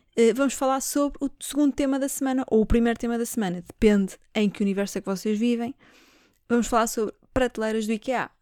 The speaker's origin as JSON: {"language": "Portuguese", "country": "Portugal", "said": "eu sou portuguesa"}